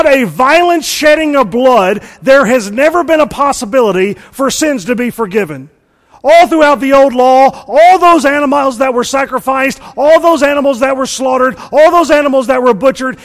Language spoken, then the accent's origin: English; Mississippi, United States; I'm from Mississippi, and I was homeschooled